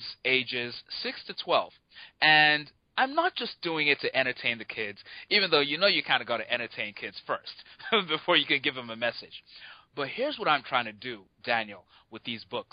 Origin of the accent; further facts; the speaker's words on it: Nigeria; moved away as an adult; now in United States; I grew up in Nigeria. So I live in the U.S. now. I've been here half my life, but I did grow up in Nigeria.